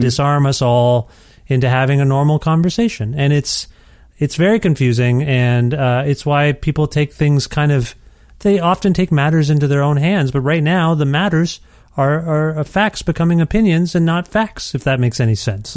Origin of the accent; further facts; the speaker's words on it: Canada; now in Edmonton, Canada; as a Canadian